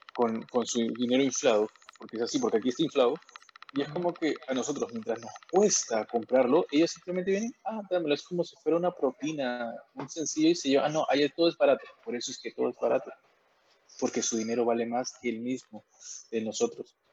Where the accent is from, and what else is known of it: Peru